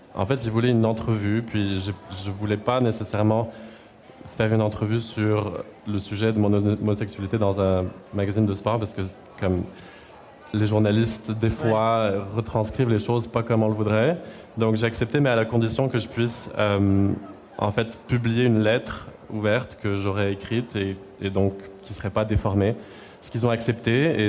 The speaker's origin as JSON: {"language": "French", "town": "Clermont-Ferrand", "region": "Auvergne-Rhône-Alpes", "country": "France", "tie": "born or raised there", "also_born_or_lived": "Lyon", "moved": "as an adult", "lives_now": "Montreal, Canada", "said": "J'ai habité à Lyon deux ans avant ça, puis avant dans ma ville natale qui s'appelle Clermont-Ferrand, qui est à une heure et demie de Lyon"}